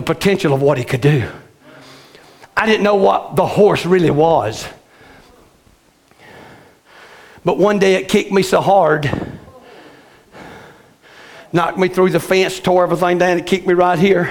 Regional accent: Anderson, South Carolina, United States; Life Tabernacle in my hometown of Anderson, South Carolina

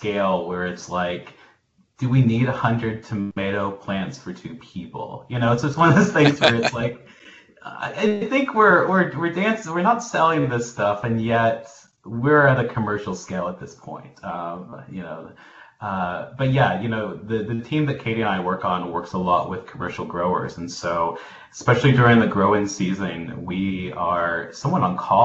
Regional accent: Tennessee, United States; now in Illinois, United States; I grew up in Tennessee and spent most of my childhood working with my grandparents on their farm.

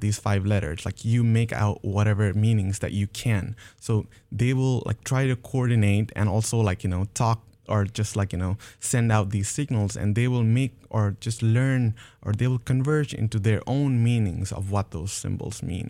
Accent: Nepal; moved away; back in Nepal, I'm originally from Nepal.

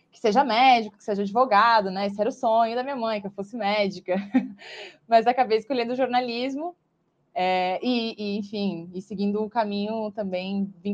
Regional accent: Blumenau, Santa Catarina, Brazil; sou de Blumenau. É, acho que quem conhece um pouquinho a região sul do país sabe que é uma zona tradicionalmente um pouco mais conservadora, né?

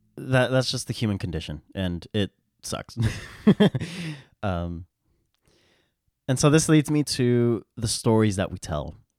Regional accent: United States; We, in America, in my context, I'm an American

